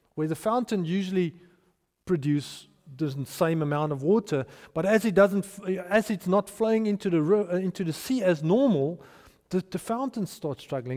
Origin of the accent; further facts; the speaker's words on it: Potchefstroom, North West, South Africa; moved away; I grew up in Potchefstroom